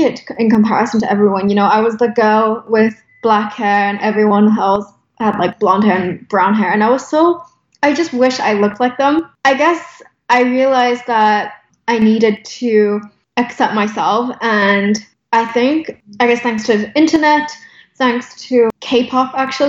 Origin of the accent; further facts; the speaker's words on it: United Kingdom; also born or lived in Hong Kong / Los Angeles; now in New York, United States; I was raised in the UK